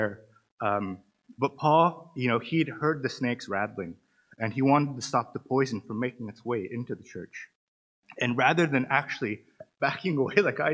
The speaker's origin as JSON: {"language": "English", "area": "Antelope Valley", "region": "California", "country": "United States", "moved": "yes", "lives_now": "Cork, Ireland", "said": "I'm American. For those of you who don't know, I'm from California. I'm actually from Los Angeles, but I usually say Los Angeles, but it's a little bit over the hills north of Los Angeles in an area called the Antelope Valley"}